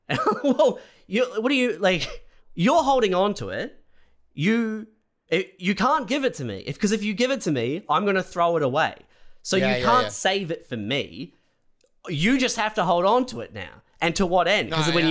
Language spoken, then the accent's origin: English; Christchurch, Canterbury, New Zealand; moved away; also born or lived in Canada; When I moved from Christchurch to Canada